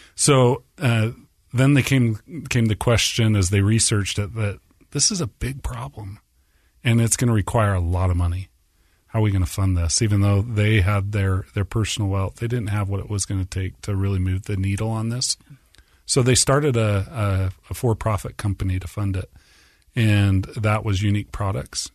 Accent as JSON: {"language": "English", "town": "Orem", "region": "Utah", "country": "United States", "tie": "born or raised there", "said": "So I grew up in Orem, right on the edge"}